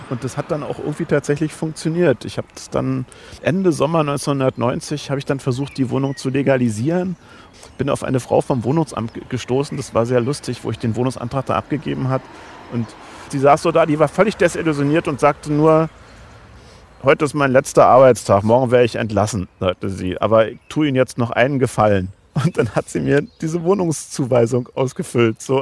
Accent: Schwerin, Mecklenburg-Vorpommern, Germany; aber von meinem Herzen her, wie gesagt, bin ich eigentlich norddeutsch und würde auch sagen, Schwerin ist eigentlich meine Heimatstadt

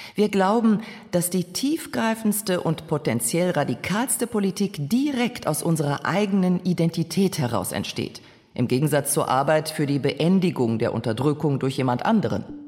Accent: Düsseldorf, North Rhine-Westphalia, Germany; ich komme aus Düsseldorf.

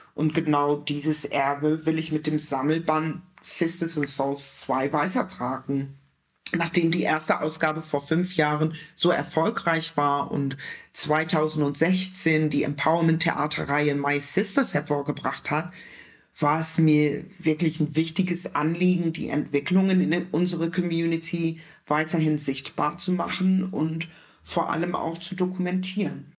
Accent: Germany; als Deutsche zu verstehen, nämlich als, als schwarze Deutsche

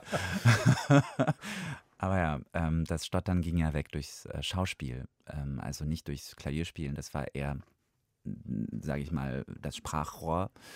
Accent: Georgia; first language Russian; German is a second language; moved away; ich bin halt in Georgien geboren

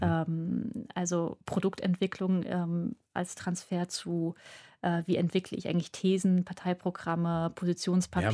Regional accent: Frankfurt am Main, Hesse, Germany; moved away as an adult; now in Berlin, Germany; ich komme gebürtig aus Frankfurt am Main

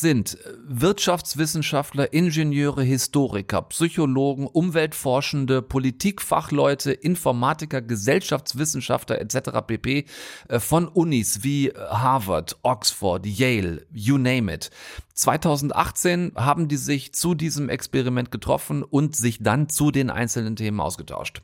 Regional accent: North Rhine-Westphalia, Germany; moved away; Meine alte Heimat auf halbem Weg zwischen Bonn und Wolfsburg. Das ist geografisch einigermaßen exakt, Frau Wollner. Das gute alte Ostwestfalen

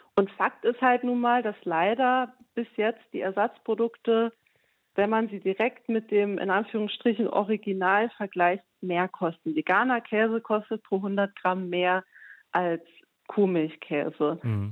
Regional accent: Saarbrücken, Saarland, Germany; meine Heimatstadt in Saarbrücken

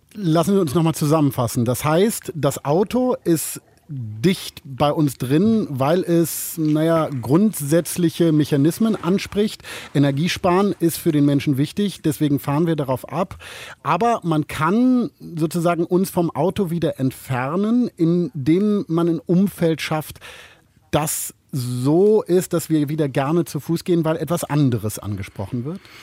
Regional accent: Germany; als Piefke

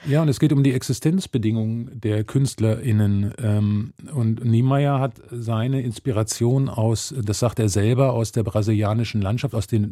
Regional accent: Germany; ich als Deutscher, als Weißer

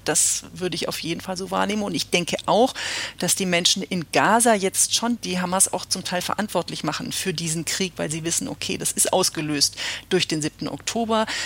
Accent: Germany; als Deutsche

